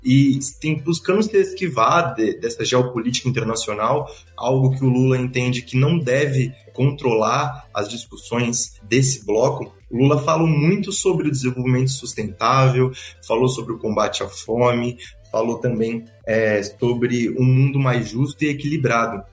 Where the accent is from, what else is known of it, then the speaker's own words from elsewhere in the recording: Brazil; como brasileiros, como brasileiras